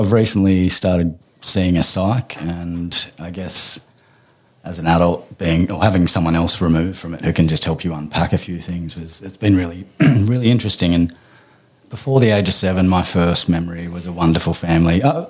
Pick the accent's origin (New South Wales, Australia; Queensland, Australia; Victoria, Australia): Queensland, Australia; born there; I was born in Queensland, so I was under the, I think it was a ward of the state.